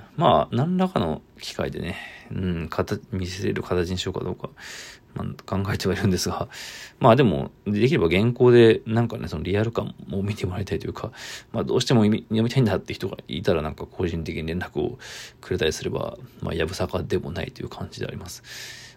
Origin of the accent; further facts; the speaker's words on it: Saitama, Japan; 僕が出身の、えー、埼玉県大宮工業高校